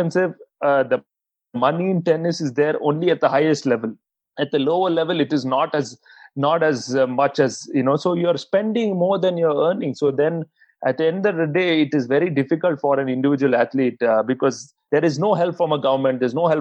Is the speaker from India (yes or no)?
yes; India; I'm one Indian playing this event